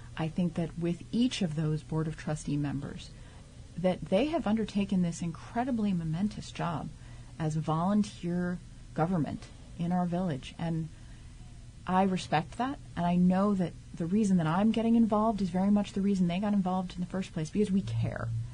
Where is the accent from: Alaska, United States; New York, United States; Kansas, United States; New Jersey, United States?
New York, United States; New York City; moved away as an adult; also born or lived in Santa Cruz, California / Queens, New York; now in South Orange, United States; I am originally from Staten Island.